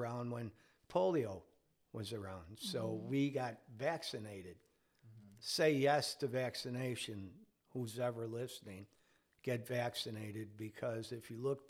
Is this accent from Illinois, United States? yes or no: yes; Chicago, Illinois, United States; growing up in Chicago in the 60s